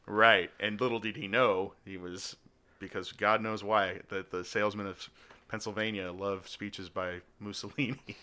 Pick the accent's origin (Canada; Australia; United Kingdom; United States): Australia; moved away; I am from Australia, was born there